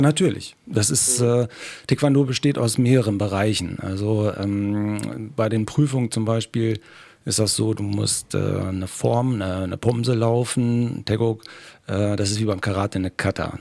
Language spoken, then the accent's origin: German; Germany; Aus Rehan, ne? Rehaner ja. her natürlich ein äh, Urrenner, äh, hier aufgewachsen, geboren